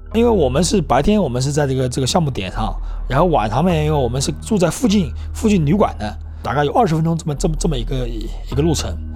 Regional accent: Yancheng, Jiangsu, China; moved away; 我老家是那个江苏盐城的。 而且我又是农村的

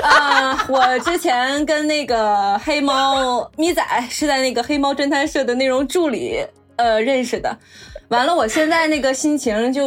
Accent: Jilin, China; accent: Northeastern; 我是吉林的。

